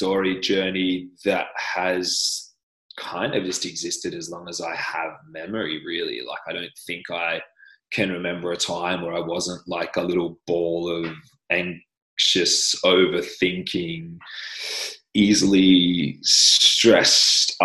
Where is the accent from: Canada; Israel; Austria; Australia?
Australia; accent: Australian; I'm Australian.